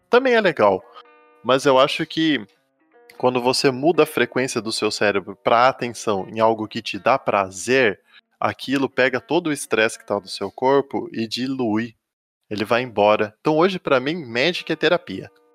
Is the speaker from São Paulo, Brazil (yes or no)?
yes; Itu, São Paulo, Brazil; also born or lived in United States; now in Boituva, Brazil; moro em Boituva, mas sou nascido em Itu, no interior de São Paulo